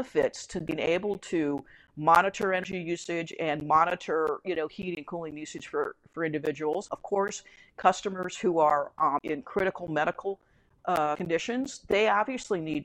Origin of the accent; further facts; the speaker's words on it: United States; as an American